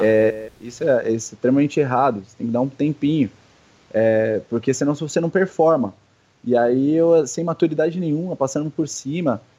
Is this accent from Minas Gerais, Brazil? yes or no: no; São Paulo, Brazil; now in Indaiatuba, Brazil; eu sou de São Paulo